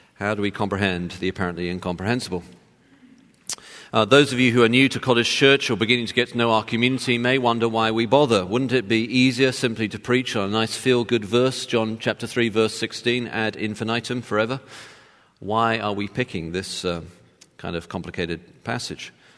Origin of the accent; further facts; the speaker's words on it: Texas, United States; as you can tell from my accent, I was born in Texas